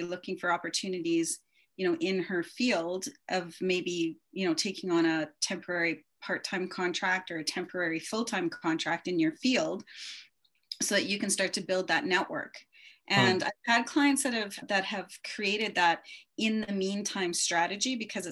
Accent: Canada; also born or lived in Japan / Calgary, Alberta; our Canadian version of, you know, preparing for work

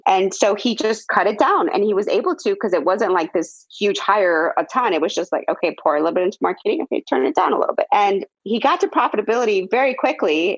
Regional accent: Midwest, United States; me growing up in the Midwest

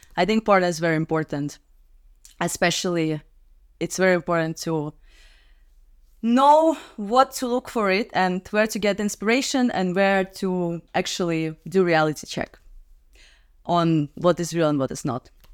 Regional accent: Minsk, Belarus; moved away as an adult; now in Prague, Czech Republic; I'm from Minsk, Belarus. But for the last ten years, I live in Prague, Czech Republic

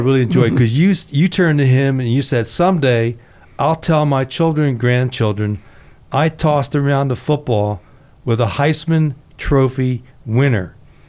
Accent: Trenton, New Jersey, United States; We're both from Trenton.

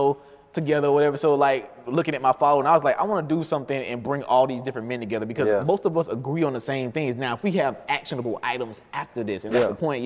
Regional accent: Albany, Georgia, United States; I was born in Albany, Georgia, born and raised, so were my parents

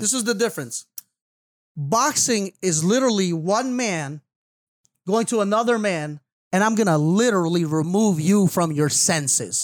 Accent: Florida, United States; I'm from Florida

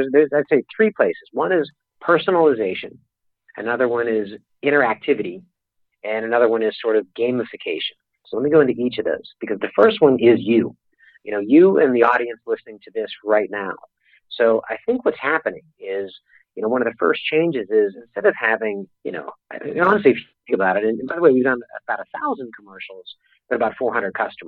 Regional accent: Pittsburgh, Pennsylvania, United States; moved away; I'm a kid from Pittsburgh

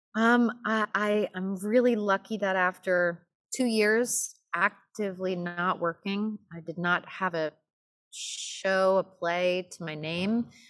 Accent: Los Angeles, California, United States; moved away as an adult; now in New York, United States; I'm from Los Angeles. Um, I grew up in L A, and I lived there till I was eighteen

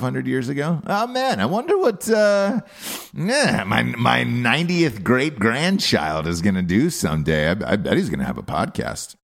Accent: United States; also born or lived in New York; I was born in America. I identify as an American

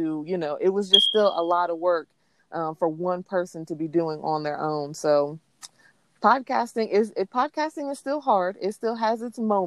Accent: Arkansas City, Kansas, United States; moved away; I was born and raised in Ark City, Kansas

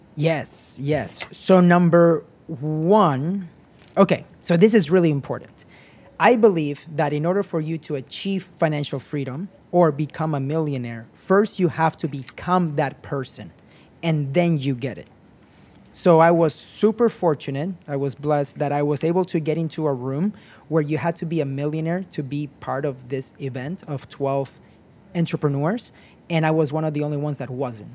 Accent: United States; I came as a kid to the United States when I was nine years old

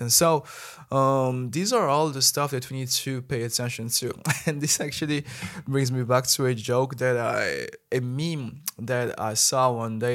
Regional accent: Madagascar; moved away as an adult; now in China; as a Malagasy person

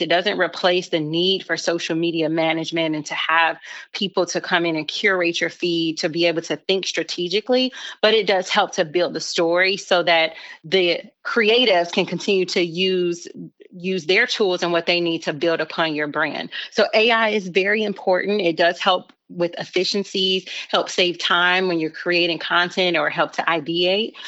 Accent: Chicago, Illinois, United States; moved away as an adult; now in Charlotte, United States; I'm originally from Chicago

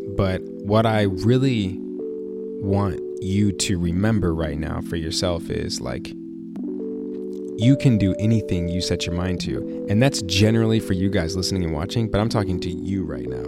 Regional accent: Chicago, Illinois, United States; moved away; I'm a kid from Chicago

